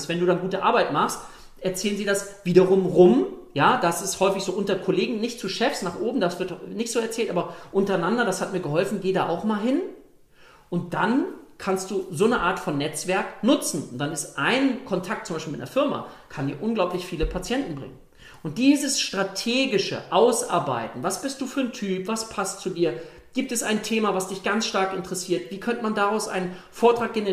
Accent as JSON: {"language": "German", "town": "Lübeck", "region": "Schleswig-Holstein", "country": "Germany", "said": "ich komme hier aus, aus Strandgegend, Lübeck, hohem Norden"}